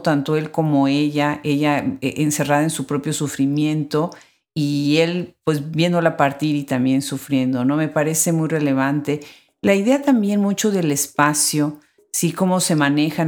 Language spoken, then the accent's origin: Spanish; Mexico; yo como mexicana